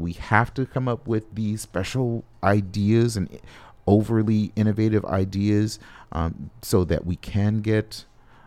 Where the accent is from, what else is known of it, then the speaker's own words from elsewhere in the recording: Los Angeles, California, United States; now in Twin Cities, United States; I'm from Los Angeles